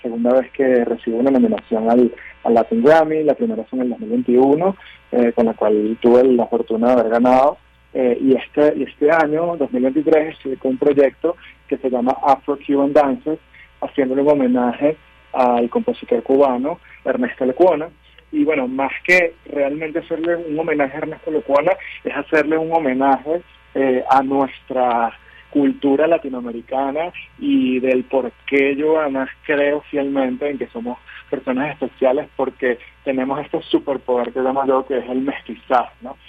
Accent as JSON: {"language": "Spanish", "country": "Venezuela", "also_born_or_lived": "New York", "moved": "as an adult", "said": "soy pianista venezolano, me formé en Venezuela y luego en Nueva York"}